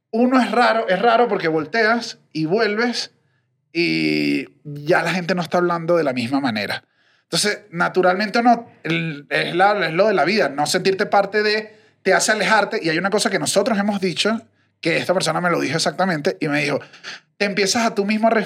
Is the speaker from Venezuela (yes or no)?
yes; Venezuela